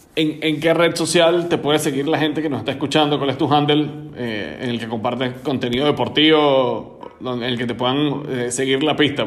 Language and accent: Spanish; Venezuela; en el caso de nosotros como venezolanos